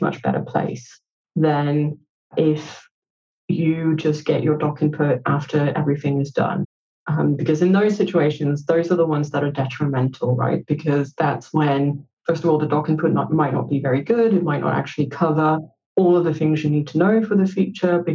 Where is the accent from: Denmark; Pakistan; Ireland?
Denmark; English is a second language; also born or lived in Copenhagen, Denmark / United Kingdom; I'm Copenhagen-based in Denmark. I was born and raised in Denmark. I'm from a bilingual home because my mum was Danish and my dad is Romanian